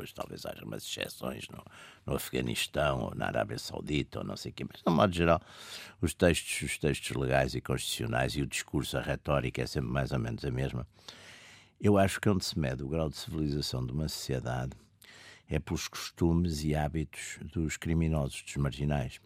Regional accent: Porto, Norte, Portugal; eu sou do Porto, no Porto dizem-se assim imensos palavrões que não são sequer agressivos

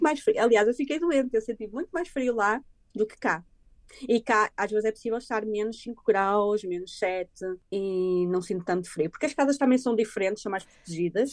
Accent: Portugal; moved away as an adult; now in Ireland; eu sou portuguesa

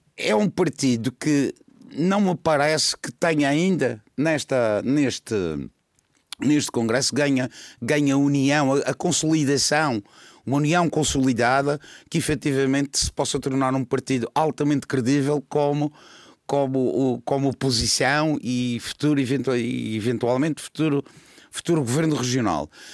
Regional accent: Madeira, Portugal; eu sou madeirense

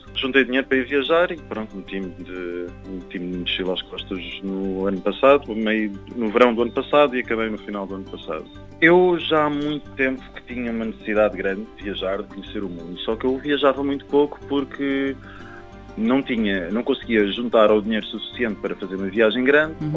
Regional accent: Algarve, Portugal; moved away as an adult; also born or lived in Canada; now in Lisbon, Portugal; Eu, eu nasci no Canadá e cresci no Algarve

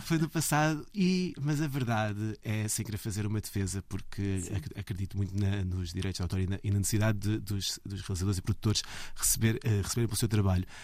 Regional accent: Belas, Lisbon, Portugal; eu cresci uh, em Belas, ali na linha de Sintra

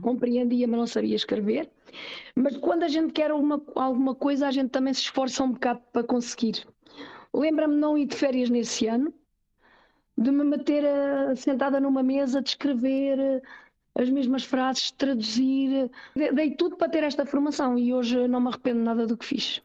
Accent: Portugal; now in Switzerland; sou portuguesa e com uhum. muito orgulho sou portuguesa, que o meu país é o meu país. A minha língua é a minha língua

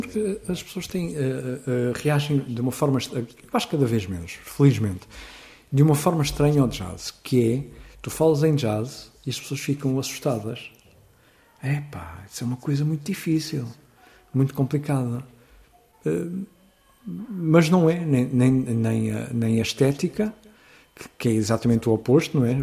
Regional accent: Seixal, Setúbal, Portugal; na minha terra, eh, onde eu nasci, que é o Seixal

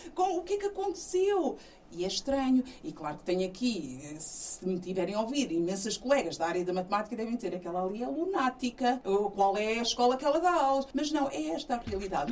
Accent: Portugal; born or raised there; also born or lived in São Tomé and Príncipe

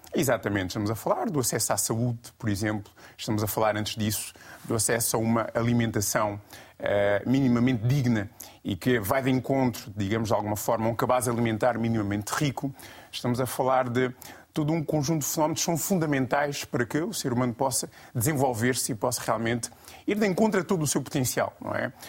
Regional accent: Guinea-Bissau; enquanto guineense, enquanto panafricanista

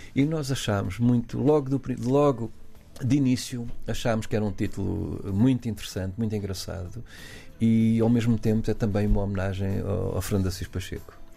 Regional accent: Portugal; somos portugueses

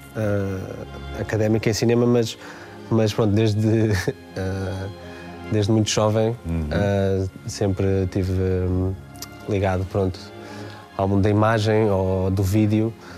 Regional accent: Oeiras, Lisbon, Portugal; foi o sítio onde eu cresci, onde eu nasci, onde, onde passei toda a minha adolescência

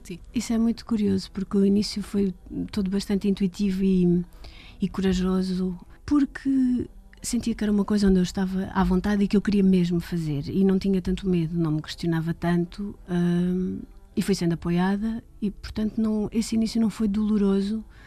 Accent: Portugal; born or raised there; also born or lived in London

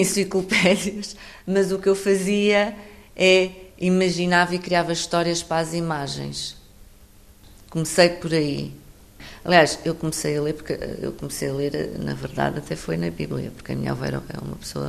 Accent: Alentejo, Portugal; sou, sou do Alentejo

